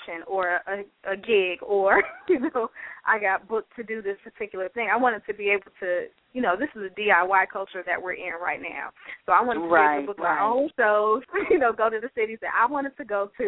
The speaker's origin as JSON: {"language": "English", "town": "Chicago", "region": "Illinois", "country": "United States", "moved": "as an adult", "lives_now": "Atlanta, United States", "said": "I'm a poet from Chicago."}